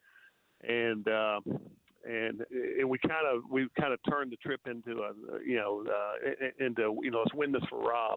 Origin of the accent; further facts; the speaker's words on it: Memphis, Tennessee, United States; now in Knoxville, United States; we're originally from Memphis, Germantown area